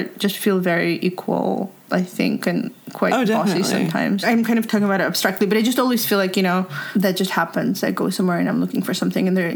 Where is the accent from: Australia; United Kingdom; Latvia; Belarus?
Belarus; moved away; when I'm there, identified as a kind of Belarusian